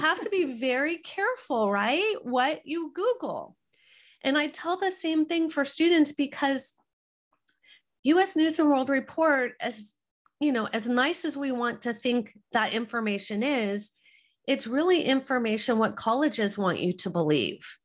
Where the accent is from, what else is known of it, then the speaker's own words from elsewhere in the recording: Southern California, United States; We're from Southern California.